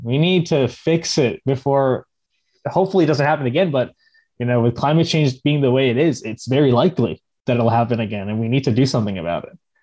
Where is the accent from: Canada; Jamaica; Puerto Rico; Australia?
Puerto Rico; Puerto Ricans are American citizens